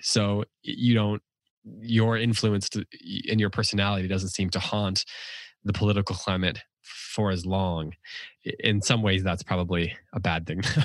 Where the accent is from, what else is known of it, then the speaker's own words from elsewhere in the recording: United States; as an American